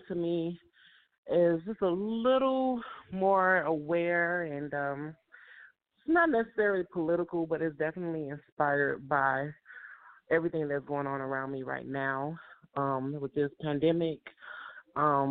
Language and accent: English; Chicago, Illinois, United States; moved away as an adult; now in Atlanta, United States; I'm from Chicago, Illinois, and I was born and raised there